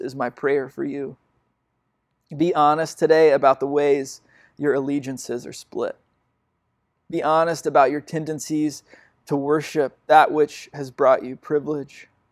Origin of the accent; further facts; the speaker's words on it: United States; my place at, in the world as an American has brought me a lot of privilege